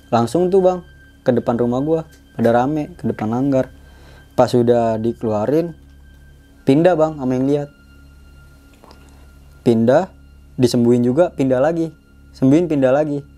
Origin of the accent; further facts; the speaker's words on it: Bangkalan, East Java, Indonesia; gue langsung mutusin pulang ke kampung halaman gue di Bangkalan Madura gue pulang ke sono